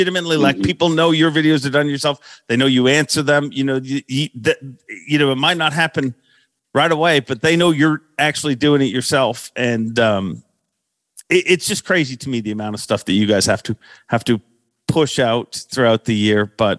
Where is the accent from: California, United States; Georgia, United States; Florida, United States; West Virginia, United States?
Florida, United States; My team partner's from the north. I'm from Florida.